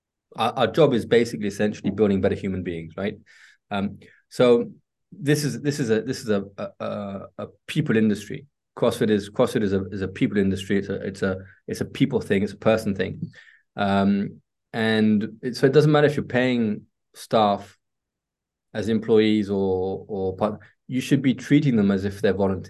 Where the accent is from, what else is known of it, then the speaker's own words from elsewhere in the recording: England, United Kingdom; also born or lived in Spain / Italy; now in France; I've been here for a very long time in Europe. Well, I say Europe because between France, Spain, and Italy, but I'm English